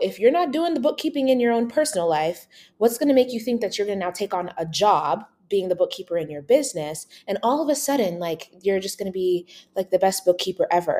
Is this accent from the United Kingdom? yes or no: no; Uganda; moved away; I'm an immigrant from Uganda